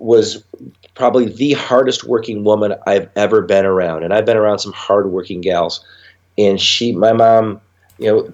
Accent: Grass Lake, Michigan, United States; also born or lived in Mount Clemens, Michigan; So we went from Metro Detroit to a town named Grass Lake, Michigan. And it's a very small farm town community where literally when I graduated from high school, I had 42 kids in my graduating class

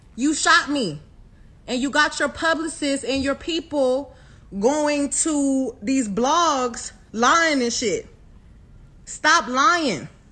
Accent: Houston, Texas, United States; I'm from Houston. I'm from the motherfucking South Side

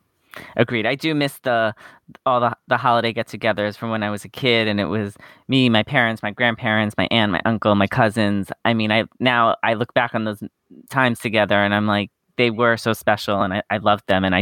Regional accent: New York, United States; Well, growing up on Long Island, I mean, the mall was our hangout place to go.

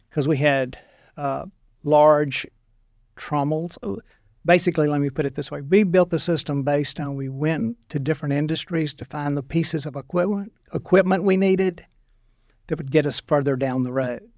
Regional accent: Monroe, Louisiana, United States; moved away as an adult; also born or lived in Stuttgart, Arkansas; now in Arkansas, United States; I'm from Louisiana

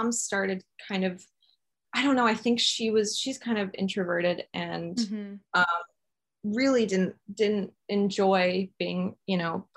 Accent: Flower Mound, Texas, United States; I grew up in Flower Mound, Texas

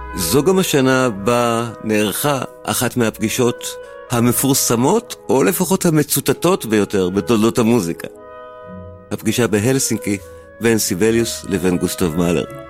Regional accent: Israel

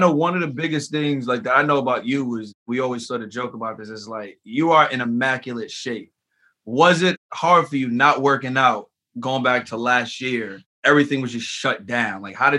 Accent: New York City, New York, United States; now in Los Angeles, United States; I'm from the East Coast. I'm from the Bronx. I'm from New York.

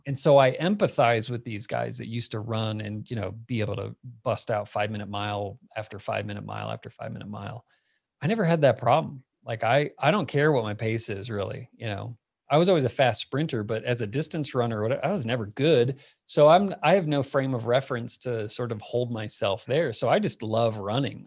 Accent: Phoenix, Arizona, United States; moved away as an adult; also born or lived in Miami; now in Boulder, United States; I was born in Miami. I grew up in Phoenix

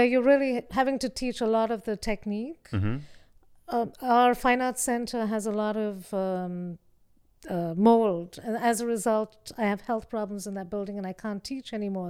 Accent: India; which is about my feminist experience growing up in India

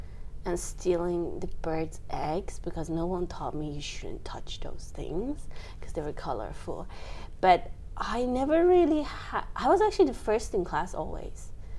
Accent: Italy; moved away as an adult; also born or lived in Middle East; now in Japan; I remember in Italy, most of the animation were these Japanese meaningful, deep animations that they were translated into Italian. That's how I learned Italian at first

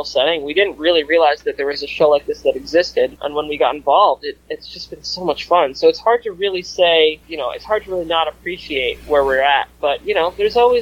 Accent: New York City, New York, United States; I'm from Brooklyn

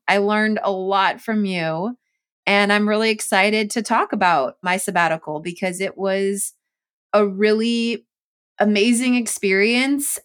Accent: Chula Vista, California, United States; I'm being from San Diego

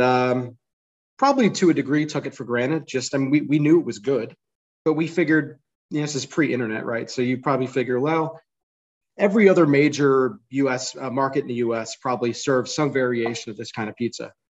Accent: Detroit, Michigan, United States; my brother and I, born and raised in Detroit, Michigan, and uh, we grew up eating this pizza

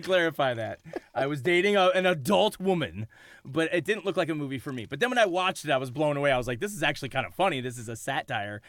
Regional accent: Detroit, Michigan, United States; we are from Detroit

